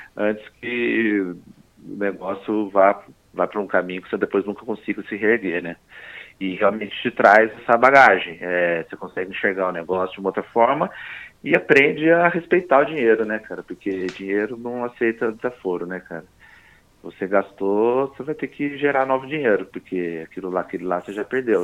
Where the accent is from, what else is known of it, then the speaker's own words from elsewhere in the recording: Poços de Caldas, Minas Gerais, Brazil; moved away as an adult; also born or lived in São Paulo / Australia; eu sou mineiro, né, de Poços de Caldas